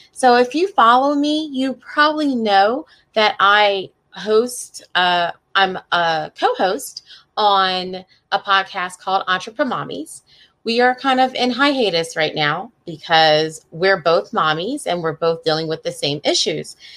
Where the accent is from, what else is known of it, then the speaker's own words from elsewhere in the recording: Coatesville, Pennsylvania, United States; also born or lived in Northern Neck, Virginia; now in Virginia, United States; I grew up right outside of Philadelphia in a little town called Coatesville